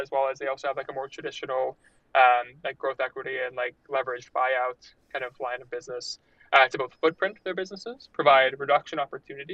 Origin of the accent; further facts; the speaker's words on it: New York, United States; moved away as an adult; also born or lived in Montreal, Canada; from New York originally, studied chemical engineering at McGill.